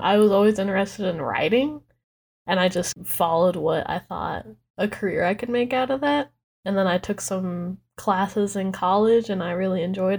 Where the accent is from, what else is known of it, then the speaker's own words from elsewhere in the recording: Tonopah, Nevada, United States; moved away as an adult; also born or lived in Bishop, California; now in Reno, United States; I was raised in Tonopah. When I was born, they weren't doing births at the hospital, so I was actually born in Bishop, California.